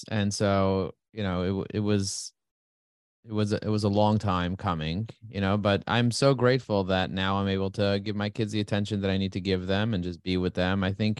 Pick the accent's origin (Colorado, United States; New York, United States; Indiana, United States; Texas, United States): New York, United States; New York City; Raised and grazed in Crooklyn